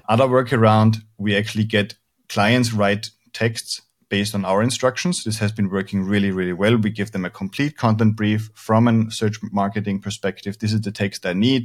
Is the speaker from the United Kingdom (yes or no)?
no; Austria; now in Spain; I'm originally from Austria